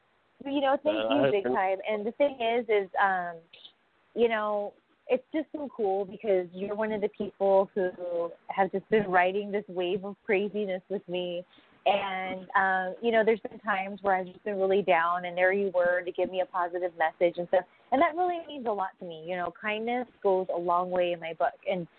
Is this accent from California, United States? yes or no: yes; California, United States; Until then, I'm … from Cali.